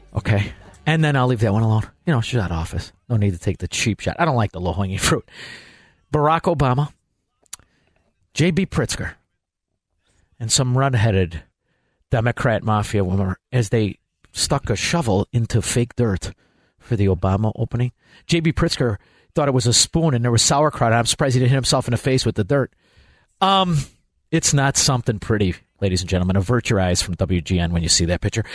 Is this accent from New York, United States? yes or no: no; Chicago, Illinois, United States; I grew up in Chicago, Illinois